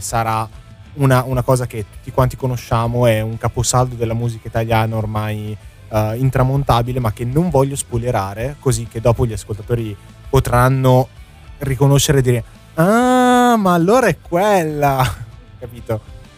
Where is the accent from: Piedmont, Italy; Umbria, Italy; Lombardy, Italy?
Lombardy, Italy; Milan; da buon milanese